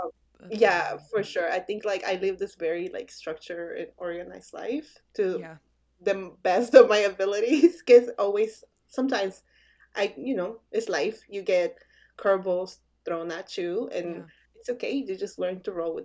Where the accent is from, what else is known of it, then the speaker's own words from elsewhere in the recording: Bolivia; now in United States; we're from Bolivia